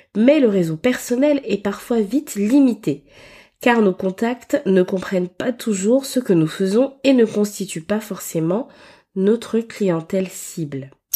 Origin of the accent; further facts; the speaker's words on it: Gabon; j'ai beaucoup évolué pendant mon enfance au Gabon